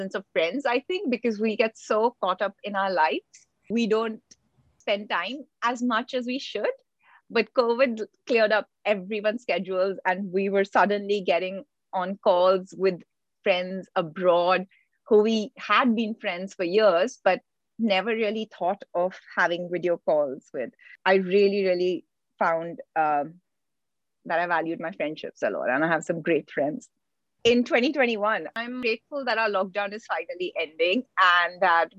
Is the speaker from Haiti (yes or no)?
no; Delhi, India; moved away as an adult; also born or lived in United States / Iran; now in London, United Kingdom; I grew up in Delhi. I was born in the US and the first 4 years I lived in Iran. But since then, I've lived in Delhi.